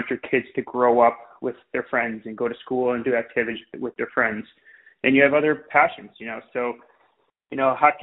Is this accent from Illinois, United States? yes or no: yes; Wilmette, Illinois, United States; now in Winnetka, United States; I grew up in Wilmette, and then started my career there playing with the Braves